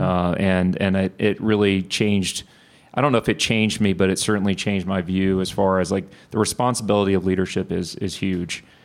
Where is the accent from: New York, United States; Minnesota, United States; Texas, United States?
Texas, United States; Bryan; also born or lived in Houston, Texas; I grew up in Bryan